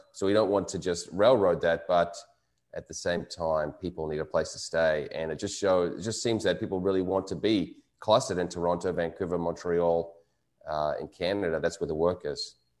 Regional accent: New Zealand; moved away; my home country of New Zealand

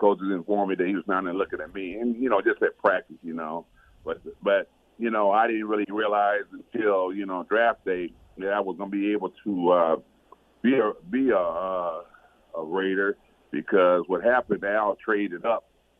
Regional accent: Pasadena, California, United States; being that I was from Pasadena and I played a lot of my ball, you know, my championship games in the Rose Bowl.

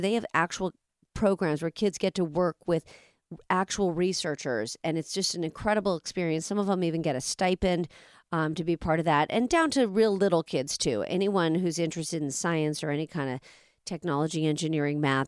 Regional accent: Orlando, Florida, United States; now in Pittsburgh, United States; I grew up in in Orlando

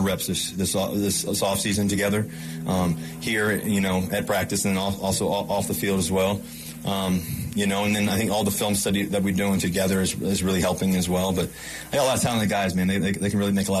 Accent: Virginia, United States; now in Denver, United States; I grew up in Virginia.

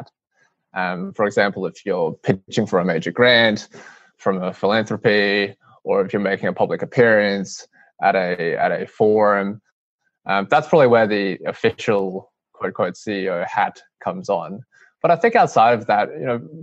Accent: Brisbane, Queensland, Australia; I grew up in Brisbane, and my parents were migrants from Hong Kong. I was born in Brisbane.

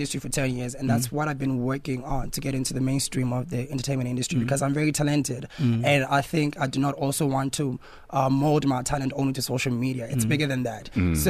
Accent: Free State, South Africa; also born or lived in Lesotho; I was actually born in Lesotho. And then I was raised in Free State. Yeah, I went everywhere in Free State, from Diversdorp to Senegal to Welcome to Harry Smith to Lady Brand.

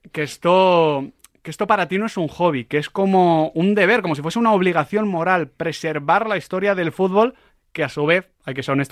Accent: Madrid, Community of Madrid, Spain; yo soy como madrileño

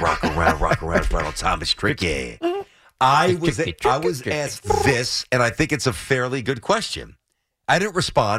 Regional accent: New York, United States; I'm from New York.

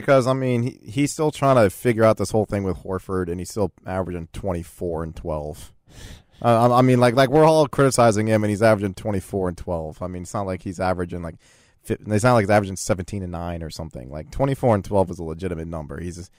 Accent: Michigan, United States; I cover the Sixers, but I come from Michigan. I am a big Detroit Pistons fan.

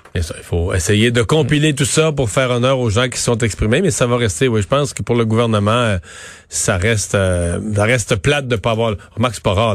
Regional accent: Quebec, Canada; chez nous au Québec

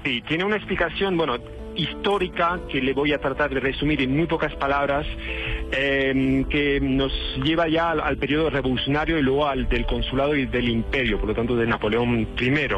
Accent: France; now in Colombia; En mi país, bueno, mi país

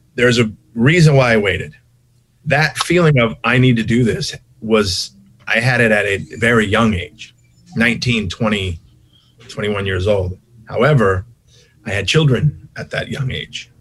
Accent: Long Beach, California, United States; also born or lived in Santa Monica, California / Hollywood, California; I was raised in Long Beach for the rest of my life down here

